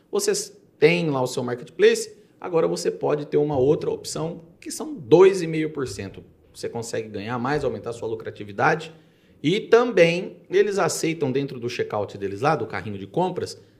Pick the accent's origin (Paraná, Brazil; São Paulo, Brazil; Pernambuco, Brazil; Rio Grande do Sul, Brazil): São Paulo, Brazil; Jaú; moved away as an adult; also born or lived in Itápolis/Bitinga area (lives now); now in Bitinga, Brazil; Sou de Jaú. Eu vim para cá faz, fazem hum.